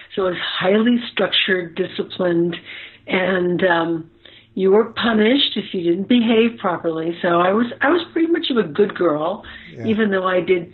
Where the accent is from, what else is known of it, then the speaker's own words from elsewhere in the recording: New York City, New York, United States; also born or lived in New Jersey; I was born in New Jersey, and I was raised between New York City, Manhattan, and the Jersey Shore